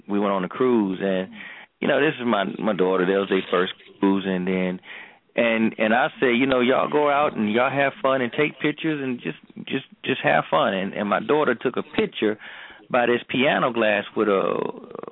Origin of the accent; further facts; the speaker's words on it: Georgia, United States; moved away; I'm from Georgia, too